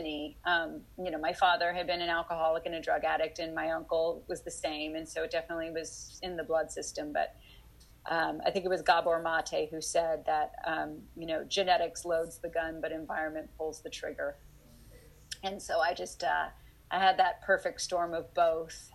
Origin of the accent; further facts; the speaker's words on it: Dallas, Texas, United States; I grew up in Dallas